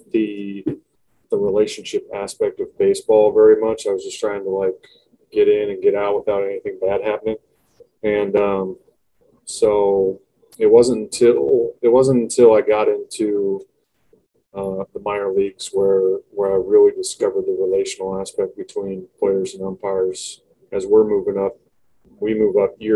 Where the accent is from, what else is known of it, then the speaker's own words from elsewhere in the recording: Longview, Washington, United States; I went to a local community college here in my hometown in Longview, Washington